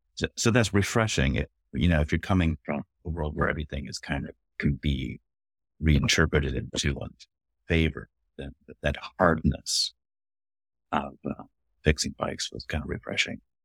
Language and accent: English; Berkeley, California, United States; I grew up in Berkeley